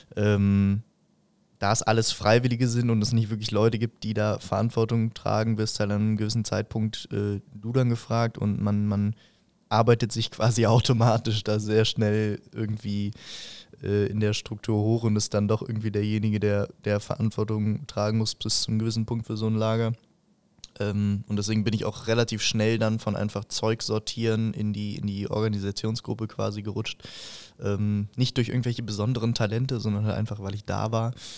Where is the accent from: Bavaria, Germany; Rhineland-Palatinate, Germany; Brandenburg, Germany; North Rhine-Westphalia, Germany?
Bavaria, Germany; Fürstenfeldbruck; bei uns in Fürstenfeldbruck